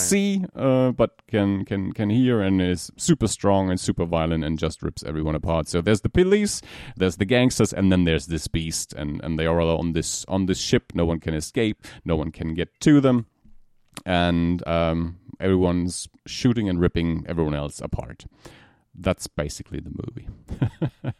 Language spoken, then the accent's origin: English; Germany; from Germany.